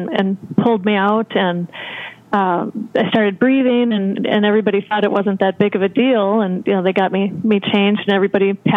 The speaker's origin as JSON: {"language": "English", "town": "Grand Marais", "region": "Minnesota", "country": "United States", "tie": "born or raised there", "moved": "yes", "lives_now": "Los Angeles, United States", "said": "I was raised in Minnesota in a very small town called Grand Marais, right on the edge of Lake Superior and Canada, and I now live in Los Angeles"}